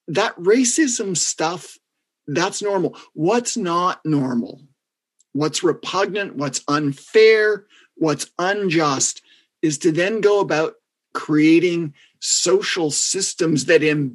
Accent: Canada; I'm from Canada

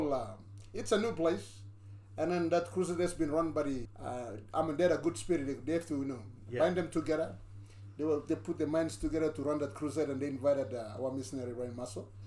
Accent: Southern Highlands, Papua New Guinea; now in Mount Hagen, Papua New Guinea; I'm from Southern Islands

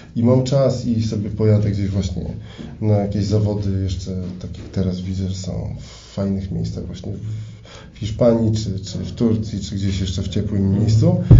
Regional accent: Elbląg, Warmian-Masurian Voivodeship, Poland; w Elblągu, skąd pochodzę

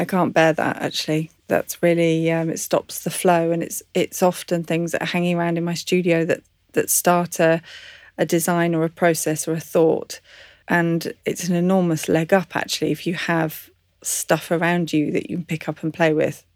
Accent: English countryside, England, United Kingdom; I was brought up in the English countryside

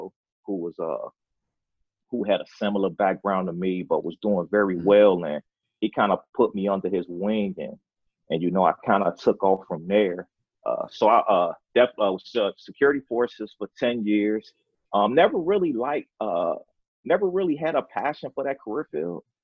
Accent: Chicago, Illinois, United States; moved away as an adult; was born and raised in Chicago, Illinois, came from the inner city

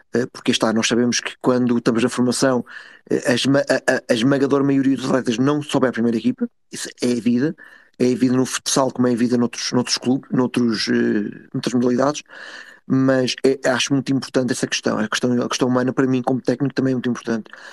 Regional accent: Portugal; enquanto portugueses

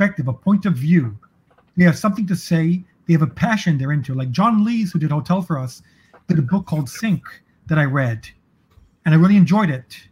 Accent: San Francisco, California, United States; I grew up in San Francisco

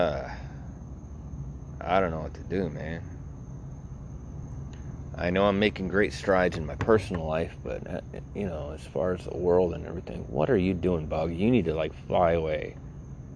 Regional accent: Naples, Florida, United States; also born or lived in Greenwich, Connecticut; I was born in Greenwich, Connecticut, but I was raised here. I was raised in Collier County, in Naples, East Naples, in Lakewood

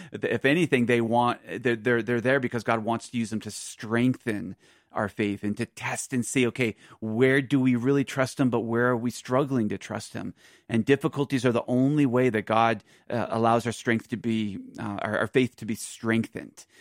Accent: Philadelphia, Pennsylvania, United States; now in Aurora, United States; I'm from Philadelphia, so that's, that's my home

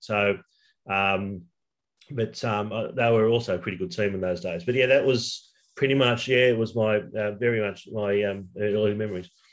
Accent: Sydney, New South Wales, Australia; also born or lived in Blue Mountains, New South Wales / Wagga Wagga; I basically grew up in the western suburbs of Sydney

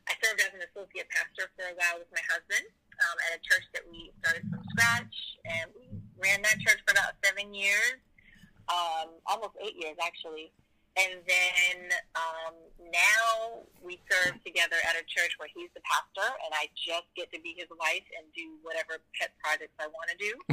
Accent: Boston, Massachusetts, United States; I'm from Boston, Massachusetts. Um, I've been in Christian ministry. Well, I grew up in a Christian home

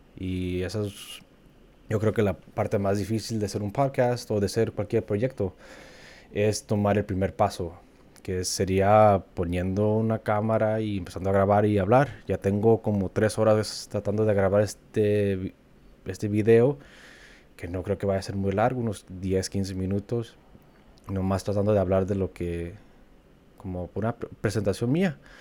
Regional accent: Wisconsin, United States; moved away as an adult; also born or lived in Kansas; now in Los Angeles, United States; cuando me preguntan de dónde soy, yo siempre digo que soy de Wisconsin porque pues, ahí crecí

